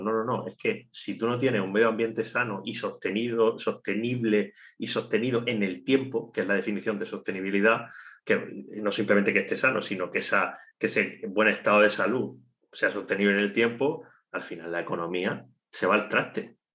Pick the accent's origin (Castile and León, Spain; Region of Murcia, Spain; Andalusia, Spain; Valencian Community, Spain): Region of Murcia, Spain; Cartagena; Nosotros, nosotros dos somos, somos de Cartagena somos del mismo barrio, eh, estudiamos en el mismo instituto de educación secundaria